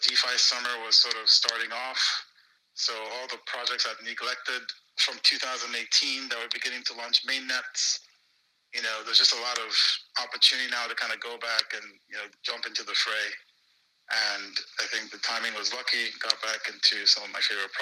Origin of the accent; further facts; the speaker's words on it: Nigeria; moved away; growing up in Nigeria, you know, my dad was a banker for all his career